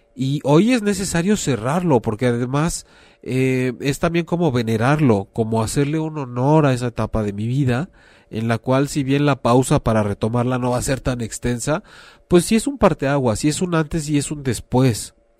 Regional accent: Mexico; hablando como mexicanos

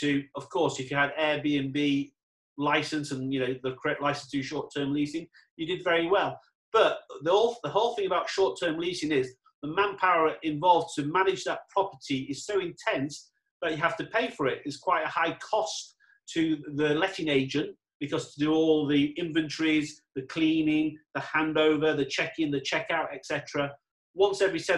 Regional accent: England, United Kingdom; now in Dubai, United Arab Emirates; I'm English, so do I go back to England where it's great, it's wet

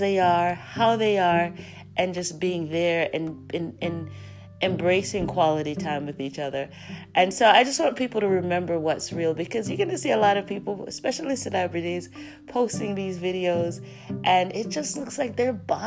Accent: Jamaica; we're loud Jamaican

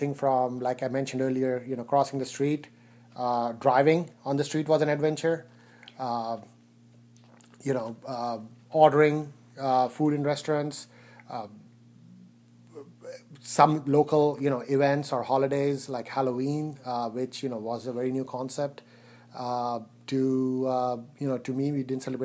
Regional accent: India; moved away as an adult; now in United States; I was born in India. I grew up there. I came to the U.S. To go to college

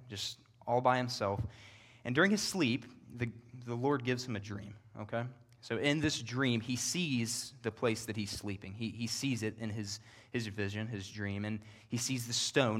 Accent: Northern Kentucky, United States; moved away as an adult; also born or lived in Knoxville, Tennessee; I'm from Northern Kentucky. It's where I was born and raised

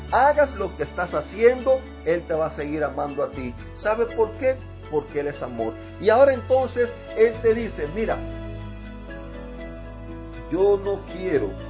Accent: Cuba; now in Jacksonville, United States; vivo en el 5355 Keystone Drive North, en Jacksonville, Florida. Eh, soy cubano, vengo de una familia eh, donde me, desde pequeño me criaron en un hogar donde iban a la iglesia.

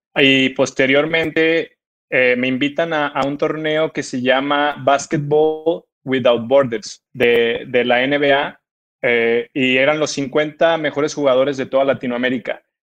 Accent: Mexico; also born or lived in Guadalajara; now in Morelia, Mexico; marcan a uno como, como jugador mexicano

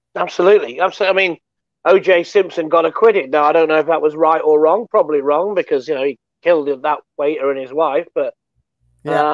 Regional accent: United Kingdom; we're British

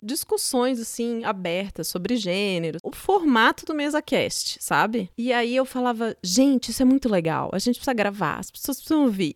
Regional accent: São Paulo, Brazil; also born or lived in Juiz de Fora, Minas Gerais / Curitiba, Paraná; Eu nasci em Juiz de Fora, Minas Gerais, é, mas eu só nasci lá. Eu fui para Curitiba com um ano de idade. Quando eu tinha oito, nove anos, vim para São Paulo e desde então moro em São Paulo.

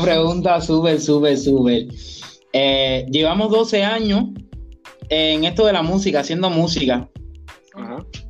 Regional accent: Trinidad, Sancti Spíritus, Cuba; also born or lived in Havana; Y yo soy de aquí de Trinidad, de Cuba, nací aquí

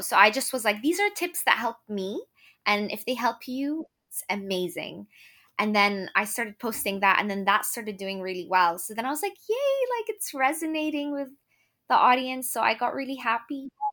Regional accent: Lebanon; moved away as an adult; now in Ireland; I'm from Lebanon, but I moved to Ireland to actually go to med school

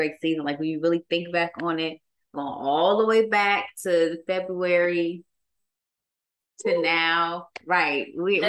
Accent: Oakland, California, United States; I'm from Oakland, California.

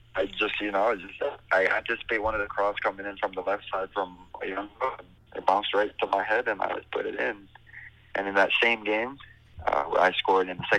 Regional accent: Belize; moved away as an adult; also born or lived in Montreal; now in California, United States; I grew up in Belize for what, 18 years, and then I come here in California

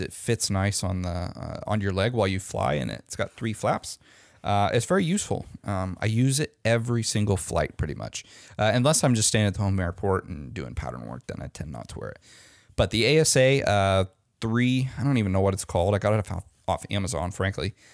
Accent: Omaha, Nebraska, United States; moved away; my hometown in Omaha, Nebraska

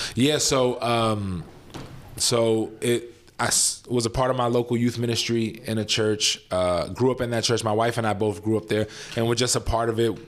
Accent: New York City, New York, United States; moved away as an adult; also born or lived in Lafayette, Louisiana; now in Chicago, United States; I'm born and raised in New York City

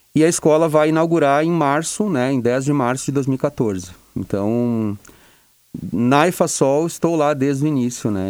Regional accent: Santa Cruz do Sul, Rio Grande do Sul, Brazil; also born or lived in Porto Alegre; eu vim é, de volta né, para a região, eu sou de Santa Cruz

